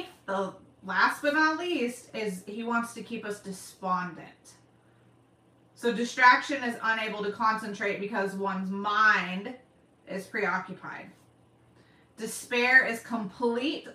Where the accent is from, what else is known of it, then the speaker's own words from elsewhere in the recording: Oklahoma, United States; I say y'all because I'm from Oklahoma